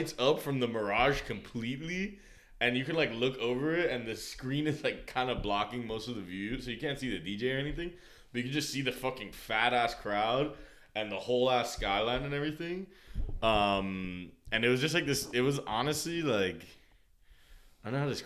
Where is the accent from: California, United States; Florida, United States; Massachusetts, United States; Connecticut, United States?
Florida, United States; Miami; I was from Miami